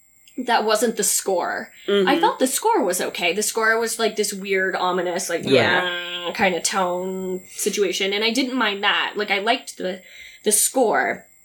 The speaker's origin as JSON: {"language": "English", "region": "California", "country": "United States", "said": "I'm from California."}